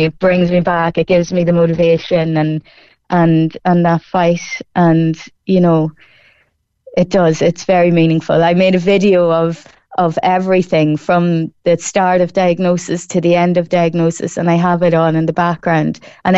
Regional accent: Ireland; also born or lived in Newmarket / Kanturk; the people in my hometown of Colleville and Cross Midlen

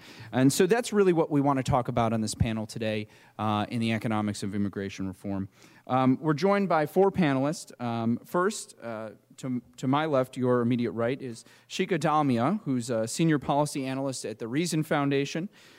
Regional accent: Detroit, Michigan, United States; my hometown paper, the Detroit News

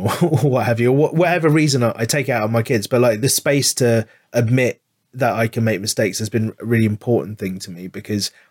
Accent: London, United Kingdom; I grew up in London

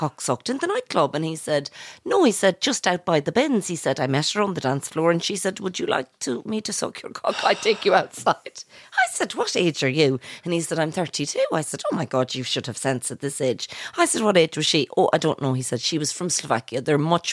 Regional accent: Mayo, Connacht, Ireland; I'm from Mayo

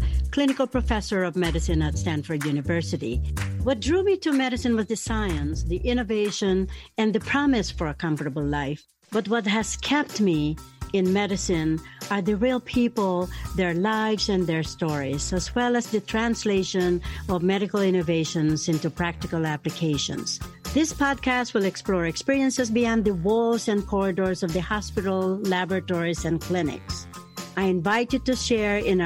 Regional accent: Philippines; now in United States; I am a Filipino

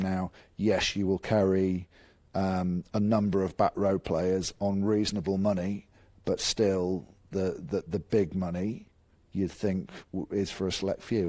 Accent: England, United Kingdom; I'm English

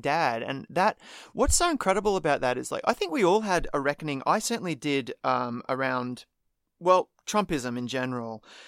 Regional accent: Australia

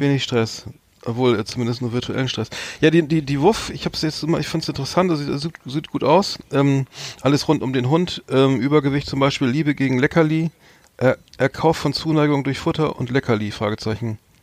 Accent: Germany; als Deutscher

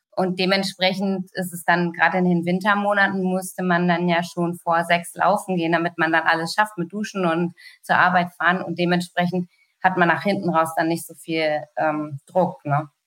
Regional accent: Hanover, Lower Saxony, Germany; ich selber als Hannoveraner hat man natürlich immer äh, sozusagen auf der anderen Seite gestanden

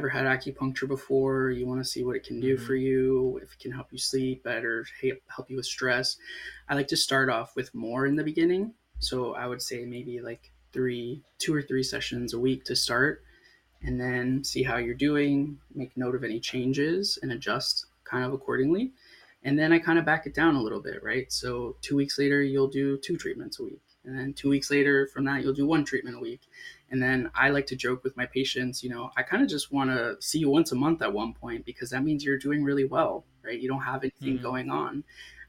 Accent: Sarasota, Florida, United States; also born or lived in South Texas; I grew up in a town called Sarasota

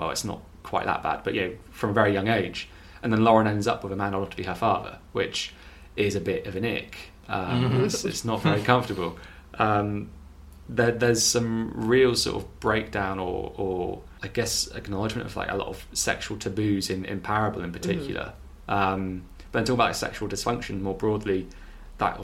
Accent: North Devon, South West England, United Kingdom; I'm from North Devon.

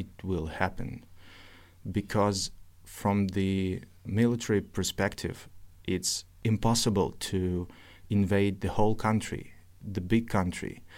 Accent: Novosibirsk, Novosibirsk Oblast, Russia; English is a second language; also born or lived in Kyiv, Ukraine; now in Ukraine; I was born in Novosibirsk, Russia

